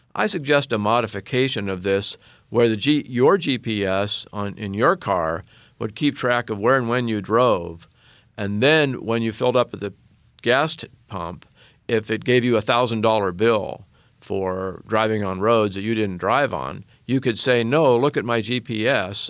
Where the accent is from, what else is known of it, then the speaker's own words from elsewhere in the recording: Oregon, United States; my home state of Oregon